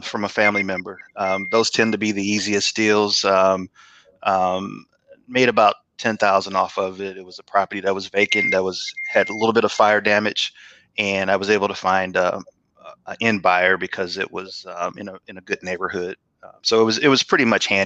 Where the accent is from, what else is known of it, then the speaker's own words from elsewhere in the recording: St. Louis, Missouri, United States; moved away as an adult; now in Atlanta, United States; I'm originally from St. Louis, Missouri. Actually, moved to Atlanta in 2013